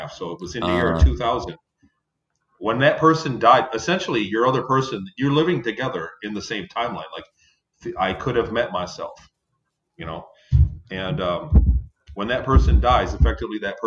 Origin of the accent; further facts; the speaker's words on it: Ypsilanti, Michigan, United States; In southern Michigan, in Ypsilanti, Michigan.